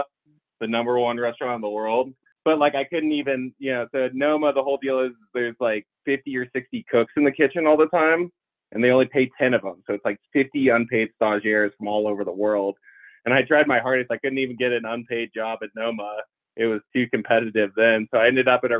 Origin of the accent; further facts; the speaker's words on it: Colorado Springs, Colorado, United States; also born or lived in Durango, Colorado; went to high school in Colorado Springs. I was born in Durango, Colorado